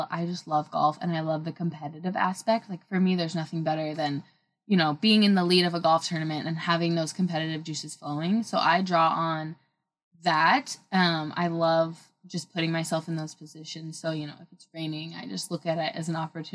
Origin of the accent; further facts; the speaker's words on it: Oregon, United States; growing up in the Oregon